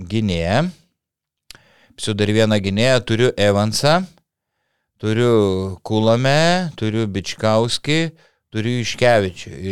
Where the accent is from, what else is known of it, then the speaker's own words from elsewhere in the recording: Panevėžys, Panevėžys County, Lithuania; esu iš Panevežio … panevežėtis